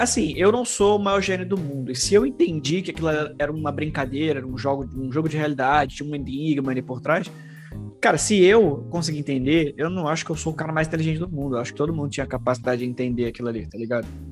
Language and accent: Portuguese; Rio de Janeiro, Brazil; Aqui no Rio de Janeiro